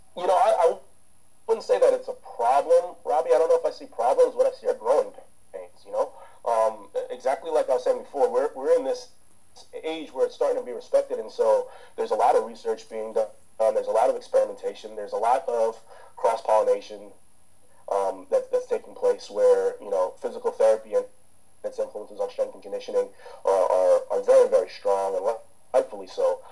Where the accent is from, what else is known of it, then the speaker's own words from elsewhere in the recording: United States; also born or lived in Jamaica; I grew up as an American, right? So so the thing is, I grew up in a culture where you can make a profession out of sports